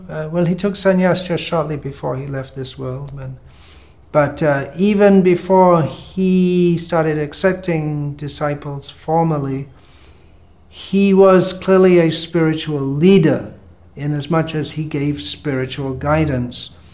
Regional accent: England, United Kingdom; moved away as an adult; also born or lived in India / Bangladesh; I was born in England, this time round, and I left England fairly soon after joining, to come to India

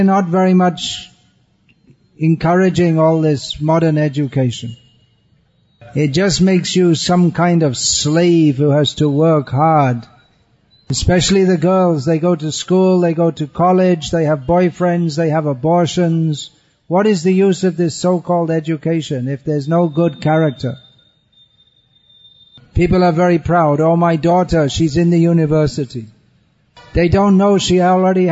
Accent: England, United Kingdom; I'm from England

